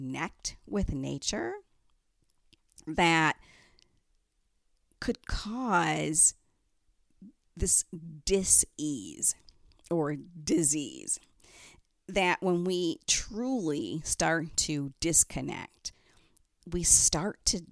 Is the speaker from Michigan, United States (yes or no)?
yes; Detroit, Michigan, United States; moved away; I'm originally from Detroit